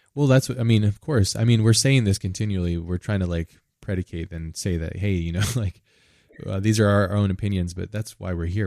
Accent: United States; I'm from America

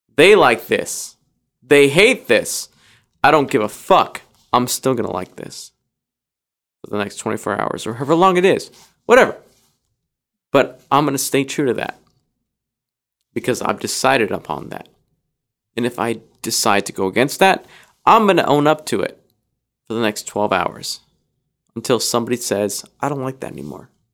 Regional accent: Idaho, United States; moved away; I grew up in Idaho for the most part.

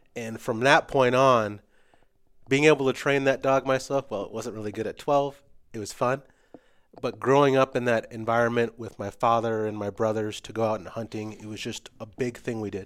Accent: West Point, Nebraska, United States; also born or lived in Fremont, Nebraska; I grew up in West Point and in Fremont, so northeast and east side

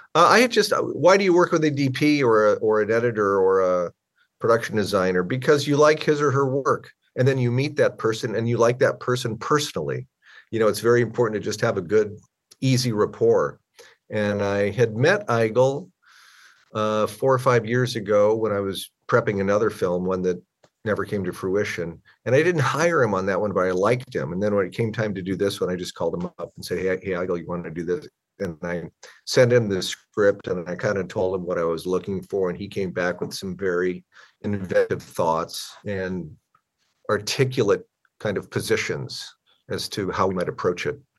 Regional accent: Omaha, Nebraska, United States; moved away; also born or lived in Southern California; a skill set I started in my hometown of Omaha

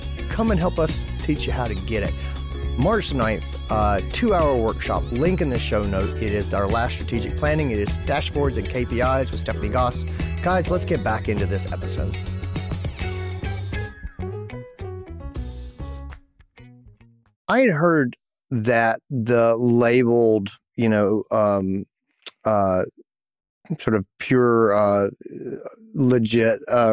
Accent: Greenville, South Carolina, United States; Greenville, South Carolina, my hometown

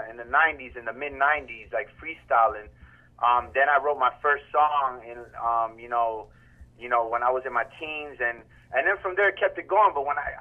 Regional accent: Miami, Florida, United States; also born or lived in New York; I was born in New York, you know, in the 80s, and then came down to Miami-Dade, you know, as a youngin'.

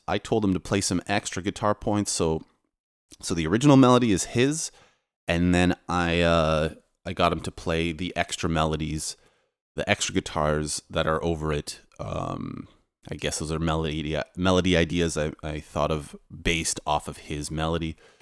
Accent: Toronto, Ontario, Canada; moved away as an adult; now in Poland; I'm Polish, but I was raised in Canada

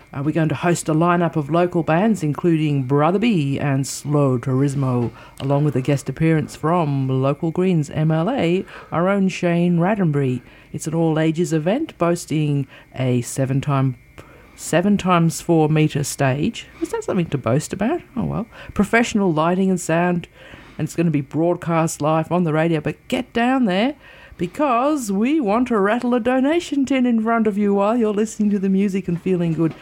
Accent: Canberra, Australian Capital Territory, Australia; when I was growing up in Canberra

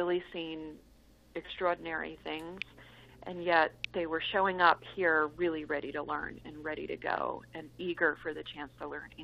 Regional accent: New Jersey, United States; I was growing up in New Jersey

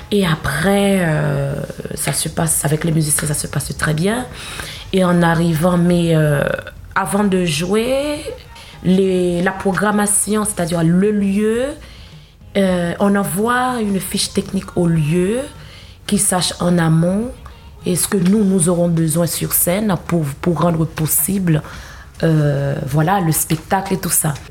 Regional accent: Haiti; born there; je suis née en Haïti et euh, j'ai grandi dans une famille protestante religieuse.

